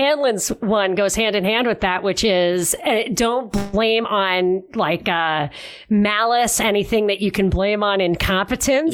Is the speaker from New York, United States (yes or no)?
yes; New York City, New York, United States; now in Los Angeles, United States; I'm really originally from Brooklyn.